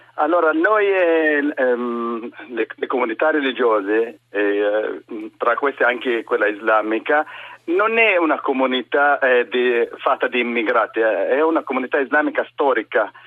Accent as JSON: {"language": "Italian", "area": "near Nazareth", "region": "Northern District", "country": "Israel", "tie": "born or raised there", "also_born_or_lived": "Germany", "second_language": "Italian", "moved": "as an adult", "lives_now": "Trieste, Italy", "said": "sono arabo-israeliano, palestinese israeliano, eh, musulmano, eh, abito in una città vicino a Nazareth"}